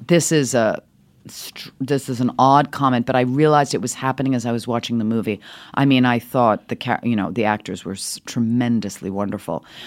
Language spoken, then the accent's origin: English; New York City, New York, United States; also born or lived in Switzerland; Speaking with this accent my whole life, grew up in New York City